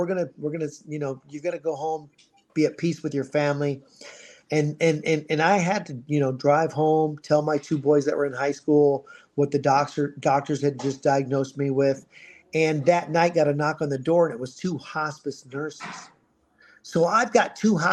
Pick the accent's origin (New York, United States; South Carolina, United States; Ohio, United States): Ohio, United States; moved away as an adult; now in Scottsdale, United States; I was born in Ohio